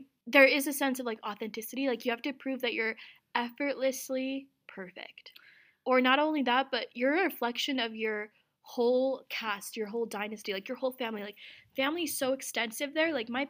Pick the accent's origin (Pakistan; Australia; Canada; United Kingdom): Pakistan; Azad Kashmir; Cause I'm from Azad Kashmir, which is a self-governed part of Pakistan. That's like definitely far out from Pakistan, but it's Pakistan.